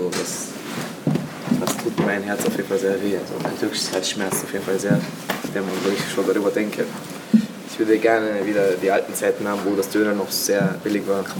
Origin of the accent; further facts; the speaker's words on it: Turkey; now in Hörsching, Austria; ich bin 14 Jahre alt und ja, wie man sich schon denken kann, ich bin ein Türke